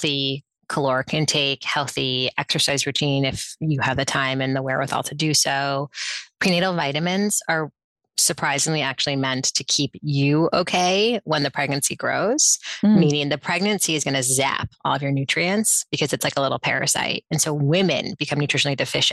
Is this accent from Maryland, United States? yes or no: no; New York City, New York, United States; I was raised in New York City